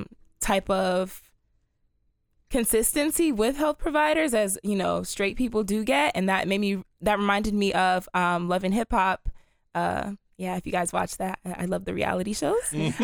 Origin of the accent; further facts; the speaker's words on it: Silver Spring, Maryland, United States; I am from Silver Spring, Maryland.